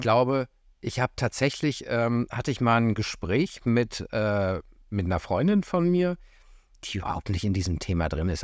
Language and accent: German; Göttingen, Lower Saxony, Germany; moved away; ich komme ursprünglich aus Göttingen